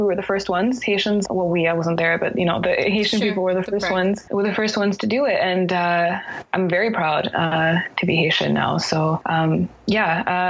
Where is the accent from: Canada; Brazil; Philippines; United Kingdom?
Canada; I'm Haitian first, and then I am French, and then I'm also, you know, Canadian because I was born here. You know, I spent most of my life here. When I, you know, when I go to different places and people ask me where I'm from, I say I'm from Canada.